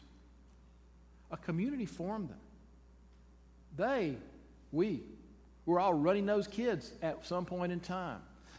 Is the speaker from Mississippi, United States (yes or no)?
yes; Jackson, Mississippi, United States; moved away as an adult; I come from Jackson, born in the old Baptist hospital that is now torn down